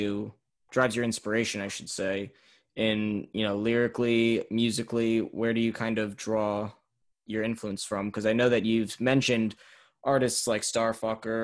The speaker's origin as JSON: {"language": "English", "country": "United States", "said": "I'm American"}